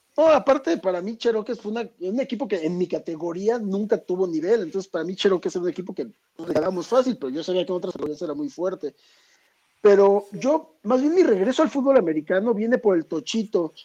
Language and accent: Spanish; Mexico City, Mexico; also born or lived in Michoacán; somos de ahí del nororiente de la ciudad, eh, cerca de San Juan de Aragón, Eduardo Molina por la Prepa 3, por ahí viví toda mi vida